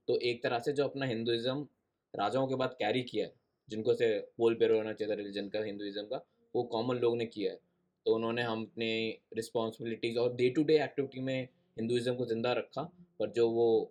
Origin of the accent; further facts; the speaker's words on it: Punjab, India; हमारे यहाँ पंजाब में